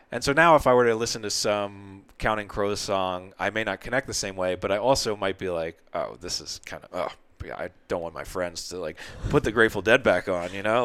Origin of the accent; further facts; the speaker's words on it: New Jersey, United States; growing up in Jersey